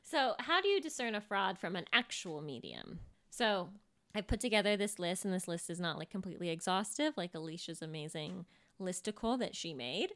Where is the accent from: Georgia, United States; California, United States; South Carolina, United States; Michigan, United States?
California, United States; Sacramento; I was born in Sacramento.